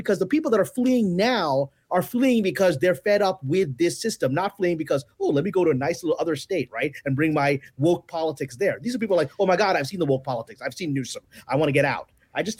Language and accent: English; New York City, New York, United States; now in Santa Monica, United States; I grew up in Brooklyn with lots of minorities. And now I'm here in Santa Monica.